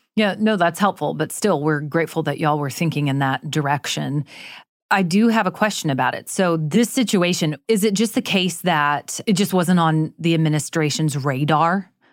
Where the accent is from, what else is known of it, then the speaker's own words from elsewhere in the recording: Jacksonville, Florida, United States; I too have lived through several hurricanes growing up in Florida